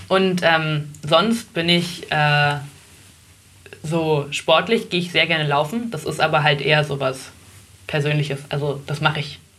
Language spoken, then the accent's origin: German; Oranienburg, Brandenburg, Germany; also born or lived in Berlin; wir sind rausgezogen, als ich ungefähr fünf war